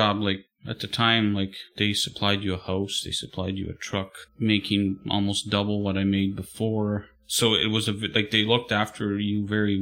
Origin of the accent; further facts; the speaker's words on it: Manitoba, Canada; moved away as an adult; two people growing up in Manitoba that have nothing to do with church or faith